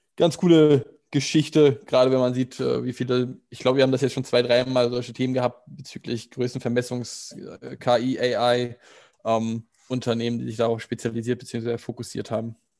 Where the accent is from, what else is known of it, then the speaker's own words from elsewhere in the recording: Germany; als Deutscher